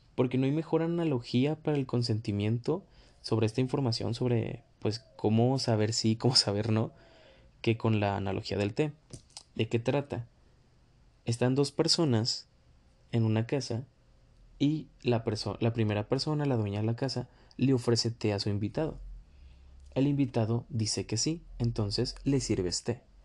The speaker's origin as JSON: {"language": "Spanish", "country": "Mexico", "also_born_or_lived": "northern Mexico", "said": "desde mi perspectiva como mexicano, básicamente vivo en el norte"}